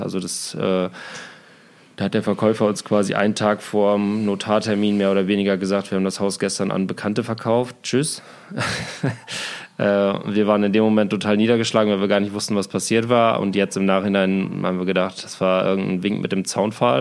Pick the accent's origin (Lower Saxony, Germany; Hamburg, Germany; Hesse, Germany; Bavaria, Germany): Lower Saxony, Germany; Osnabrück area; moved away as an adult; now in Berlin, Germany; in meine Heimat, Richtung Osnabrück, weil ich da auch viele Freunde habe, meine Eltern da wohnen